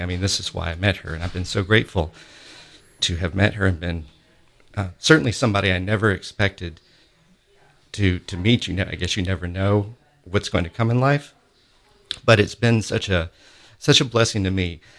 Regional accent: Augusta, Georgia, United States; in Augusta, where I grew up in Augusta, Georgia

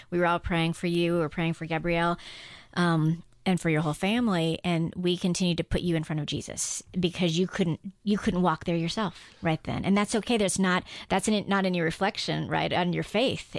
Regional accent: Guam; now in United States; I grew up on Guam

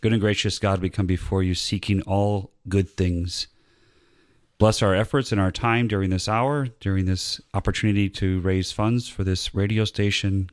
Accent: Northwest Indiana, United States; moved away as an adult; also born or lived in Latrobe, Pennsylvania; now in Georgia, United States; I grew up in Northwest Indiana near Chicago. And, um, but I moved down here in nineteen ninety-six.

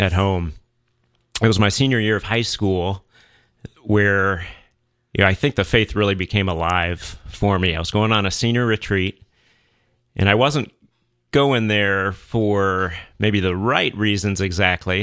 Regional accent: Atlanta, Georgia, United States; also born or lived in Saint Louis, Missouri; I grew up in the Archdiocese of Atlanta

